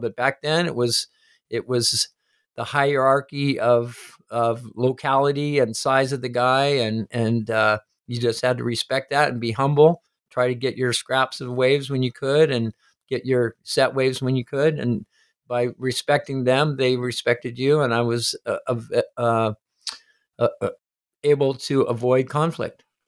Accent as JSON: {"language": "English", "region": "Hawaii", "country": "United States", "tie": "born or raised there", "also_born_or_lived": "Indianapolis, Indiana"}